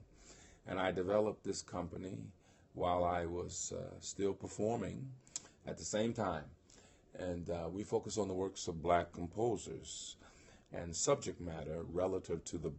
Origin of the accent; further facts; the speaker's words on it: Tuckahoe, New York, United States; also born or lived in Mount Vernon, New York; I was born in Mount Vernon, New York, but I was raised in Tuckahoe, New York.